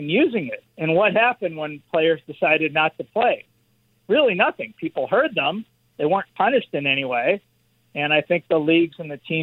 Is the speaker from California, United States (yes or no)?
yes; Los Angeles, California, United States; growing up in Los Angeles